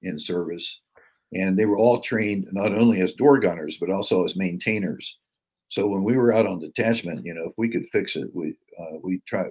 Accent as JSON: {"language": "English", "region": "West Virginia", "country": "United States", "said": "I was from West Virginia"}